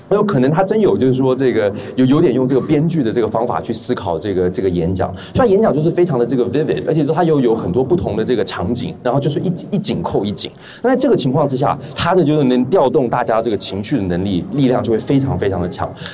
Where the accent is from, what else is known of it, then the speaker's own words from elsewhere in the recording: Taiwan; 我是台湾人